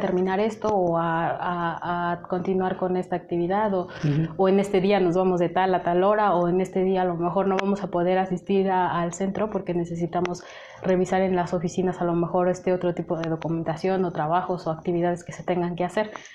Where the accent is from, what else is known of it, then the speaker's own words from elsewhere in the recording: Mexico; also born or lived in Lebanon; yo soy de México